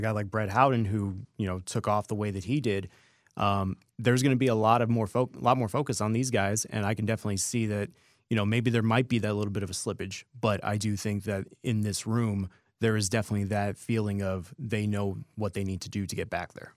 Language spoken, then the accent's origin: English; Las Vegas, Nevada, United States; I'm still born and raised Las Vegas.